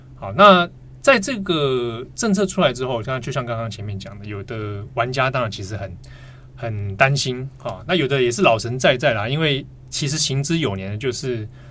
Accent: Taipei, Taiwan; 我们小时候在台北住

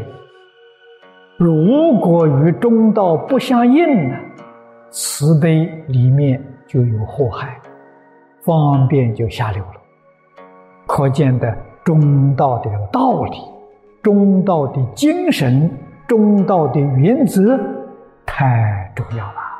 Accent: China; 我们中国人常讲忠心报国啊

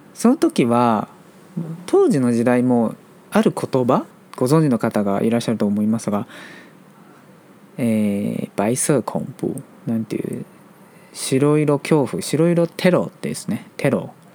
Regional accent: Taiwan; Japanese is a second language; 台湾人として

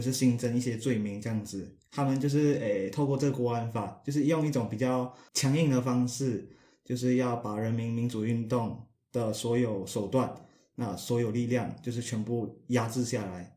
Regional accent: Malaysia; 你可能骂到我国家的人了，马来西亚人也用中，也用简体字

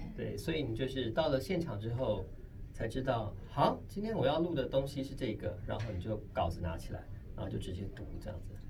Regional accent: Kaohsiung, Taiwan; moved away; 我有一次呢，回到高雄

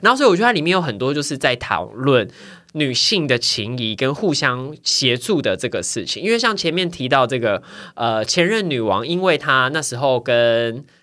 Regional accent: southern Taiwan, Taiwan; 因为我们家是那种，我是男部的小孩嘛，然后就住透天处这样子

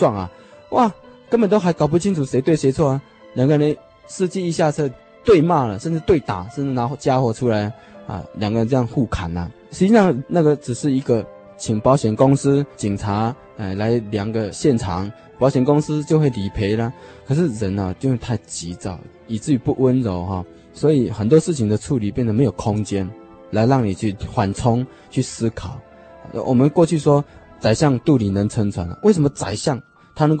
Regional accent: China; 老子哈的哲学呢，就是我们中国人啊一个很独特的一种哲学方式

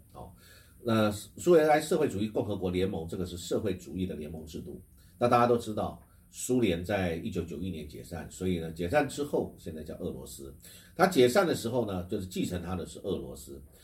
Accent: Taiwan; 我们台湾人口

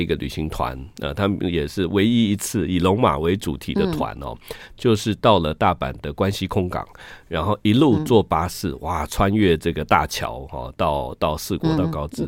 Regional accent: Luodong, Yilan County, Taiwan; 我是罗东

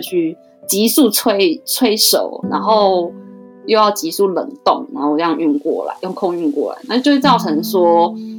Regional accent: Taiwan; moved away as an adult; now in Tokyo, Japan; 身为一个台湾人，在日本感受到

